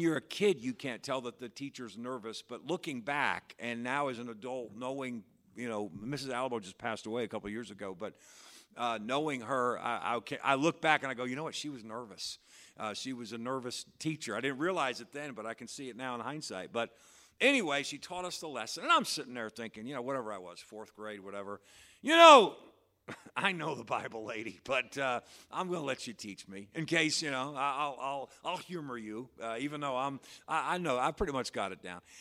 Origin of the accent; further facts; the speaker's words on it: Patterson, New York, United States; that's the church where I grew up